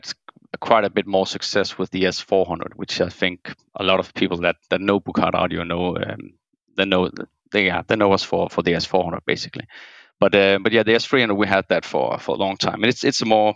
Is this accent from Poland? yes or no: no; Denmark; I'm from Denmark.